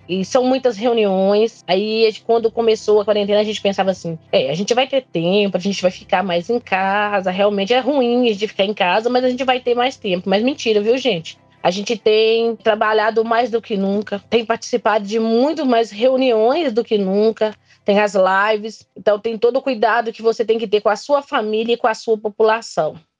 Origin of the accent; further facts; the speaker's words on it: Barra Longa, Minas Gerais, Brazil; Sou de Barra Longa